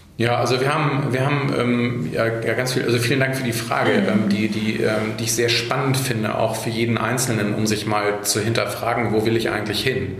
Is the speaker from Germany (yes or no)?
yes; Hamburg, Germany; now in Ahrensburg, Germany; ich bin in Hamburg geboren, äh, bin kein waschechter Hamburger, weil meine Eltern nicht aus Hamburg sind, aber mhm. ich habe äh, die meisten Jahre meines Lebens ähm, in Hamburg verbracht